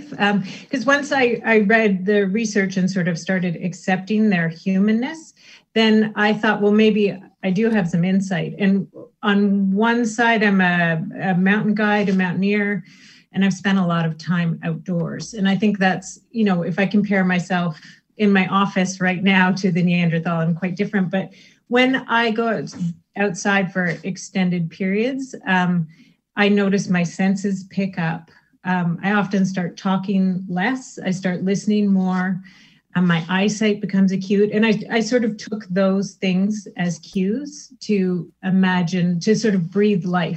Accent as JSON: {"language": "English", "country": "Canada", "tie": "born or raised there", "said": "I grew up in Canada"}